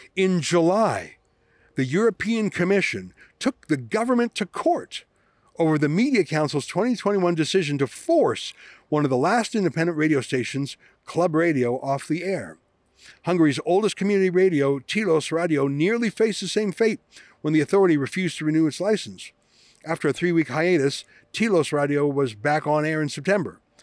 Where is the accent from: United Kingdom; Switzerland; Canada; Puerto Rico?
Canada; I come from Canada